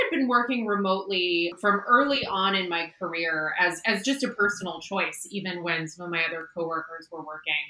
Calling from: Seattle, Washington, United States; I am joining you from beautiful Seattle, Washington.

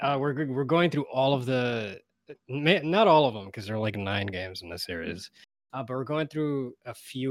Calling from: New York City, New York, United States; I'm calling in from Brooklyn.

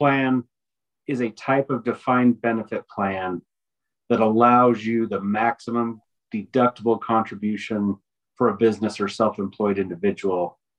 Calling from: Denver, Colorado, United States; I'm zooming in from Denver, Colorado today.

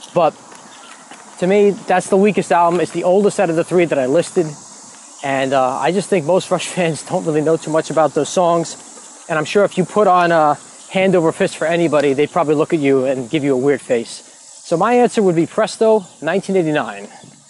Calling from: Baldwin, New York, United States; I'm calling in from Baldwin, New York.

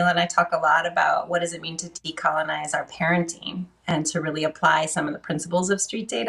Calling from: Victoria, British Columbia, Canada; And yes, I'm joining you from Victoria, British Columbia, the base of Vancouver Island.

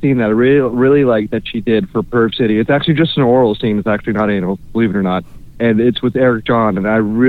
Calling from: Orlando, Florida, United States; Hi, it's … checking in from Orlando, Florida.

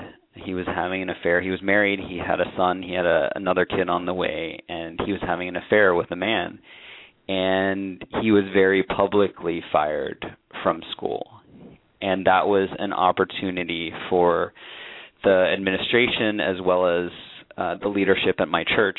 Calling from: New York City, New York, United States; I'm in New York City.

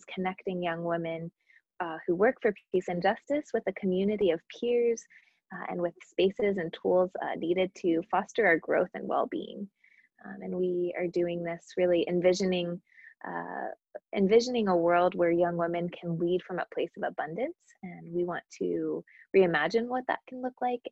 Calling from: New York, United States; I'm calling in from New York today

